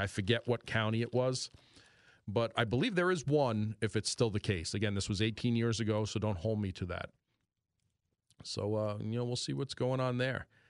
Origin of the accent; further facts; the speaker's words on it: New York, United States; accent: New York; my New York accent